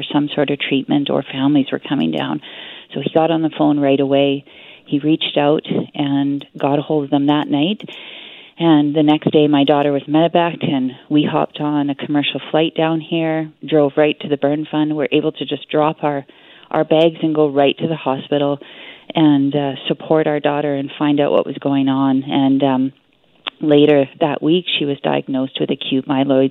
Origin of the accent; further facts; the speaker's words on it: Whitehorse, Yukon, Canada; we're from Whitehorse, Yukon, so we're a long way away from our home and our friends and our family